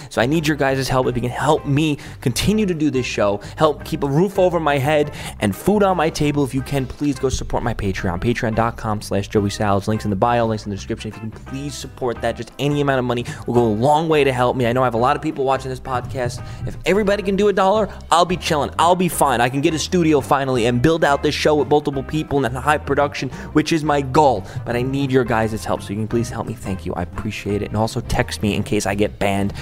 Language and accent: English; New York City, New York, United States; moved away; This is my hometown, Staten Island